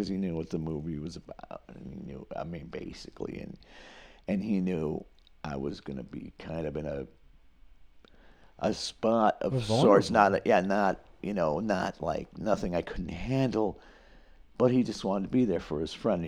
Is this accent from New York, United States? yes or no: yes; Skaneateles, New York, United States; born or raised there; moved away as an adult; also born or lived in Kingston, New York / North Syracuse, New York